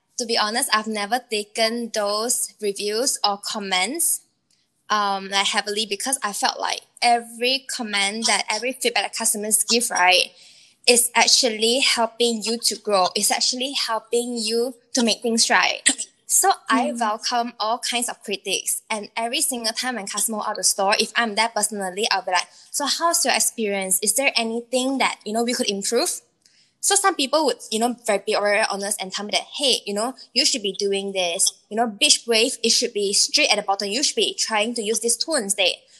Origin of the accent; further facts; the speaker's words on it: Penang, Malaysia; moved away; I'm actually from Penang